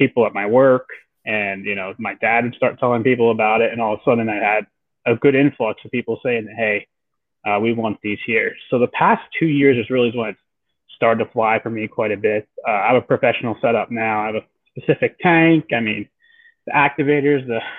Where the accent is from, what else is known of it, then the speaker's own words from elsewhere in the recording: Central Pennsylvania, United States; I grew up in Central PA